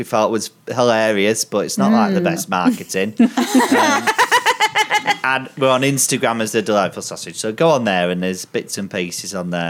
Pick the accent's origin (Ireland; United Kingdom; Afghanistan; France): United Kingdom; Bradford, Yorkshire and the Humber; moved away; We're from Bradford City Centre.